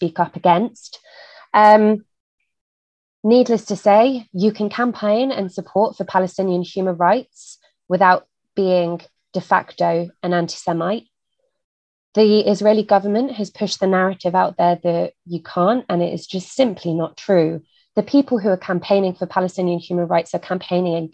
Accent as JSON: {"language": "English", "country": "United Kingdom", "said": "as a British person"}